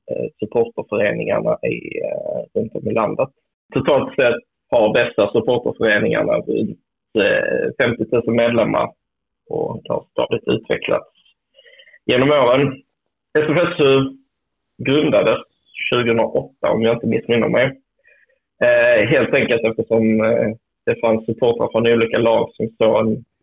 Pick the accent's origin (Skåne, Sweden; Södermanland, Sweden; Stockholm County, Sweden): Skåne, Sweden; Jag som är skåning